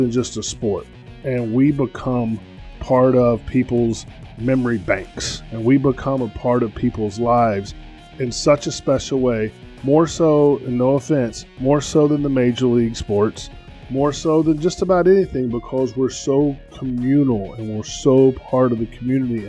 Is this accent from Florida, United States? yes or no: no; Locust, North Carolina, United States; moved away as an adult; now in Richmond, United States; I grew up in Locust, North Carolina, which is a town between Big Lick